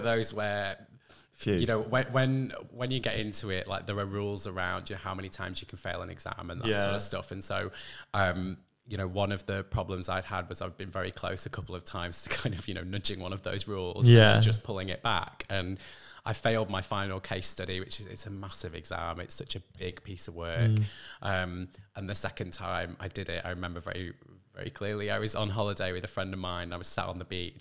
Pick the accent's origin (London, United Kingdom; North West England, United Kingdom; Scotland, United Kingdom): North West England, United Kingdom; Lake District; also born or lived in Manchester; I'm from the northwest. Really, I grew up in the Lake District.